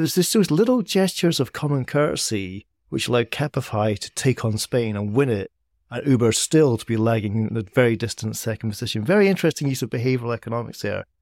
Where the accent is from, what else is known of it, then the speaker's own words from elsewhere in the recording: Edinburgh, Scotland, United Kingdom; Edinburgh, my hometown